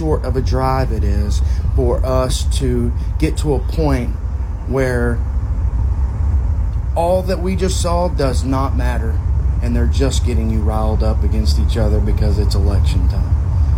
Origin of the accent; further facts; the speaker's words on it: Texas, United States; I'm from Texas.